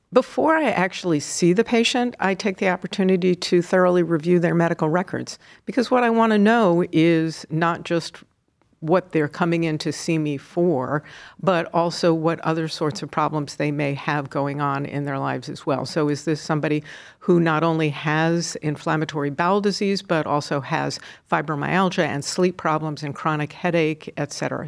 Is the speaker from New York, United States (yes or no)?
yes; New York, United States; moved away as an adult; also born or lived in Seattle; now in Cleveland, United States; I'm originally a New Yorker